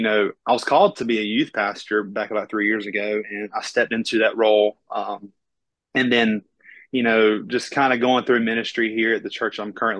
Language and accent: English; Florida, United States; accent: Southern; now in Panama City, United States; I was actually born in a really small rural town. There was actually only 1,500 people in the town that I was, grew up